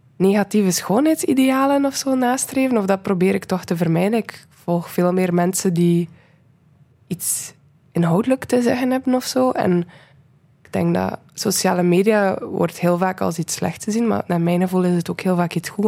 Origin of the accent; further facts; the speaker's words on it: Menen, Flanders, Belgium; moved away; ik ben van Menen, van een stadje in West-Vlaanderen. En ik heb daar graag gewoond